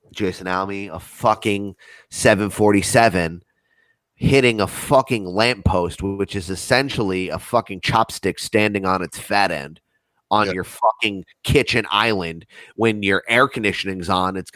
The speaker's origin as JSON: {"language": "English", "country": "United States"}